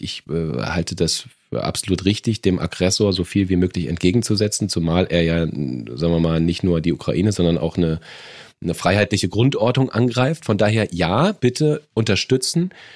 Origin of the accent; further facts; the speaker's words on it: Germany; bei uns in Deutschland